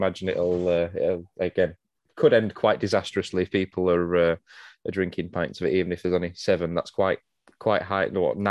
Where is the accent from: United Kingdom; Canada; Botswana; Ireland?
United Kingdom; It's either too cold, too hot, it's raining too much, it's too cloudy. It's just the joys of being British.